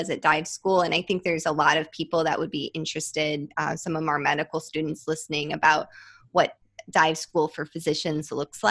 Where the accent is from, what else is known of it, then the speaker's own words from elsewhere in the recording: Midwest, United States; I grew up in the Midwest